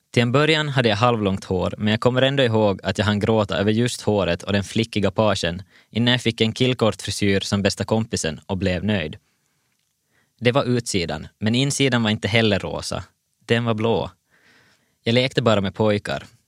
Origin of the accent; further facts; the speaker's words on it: Vaasa, Ostrobothnia, Finland; Jag föddes 1989 i Vasa